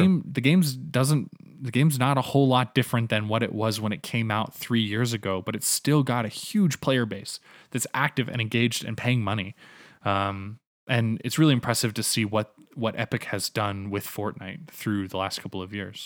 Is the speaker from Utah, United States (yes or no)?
no; North Carolina, United States; moved away as an adult; also born or lived in Canada; now in Calgary, Canada; growing up in North Carolina